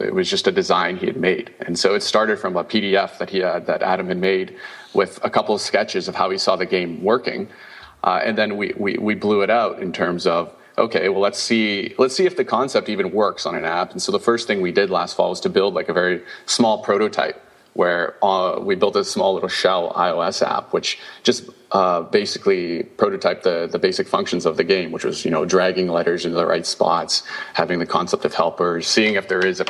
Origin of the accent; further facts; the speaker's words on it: Canada; I'm Canadian